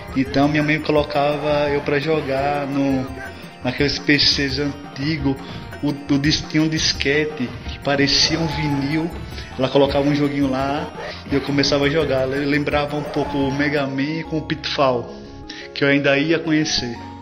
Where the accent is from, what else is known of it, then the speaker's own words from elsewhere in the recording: Maceió, Alagoas, Brazil; sou de Maceió, Alagoas